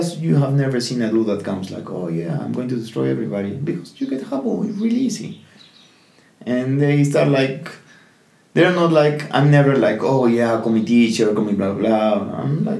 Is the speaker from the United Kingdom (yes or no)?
no; Peru; I'm from here, like, I'm from Peru